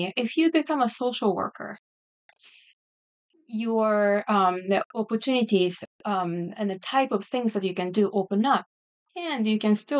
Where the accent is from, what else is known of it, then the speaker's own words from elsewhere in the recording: Japan; English is a second language; moved away as an adult; also born or lived in Washington, D.C. area; now in Virginia, United States; I grew up in Japan, right outside of Tokyo area.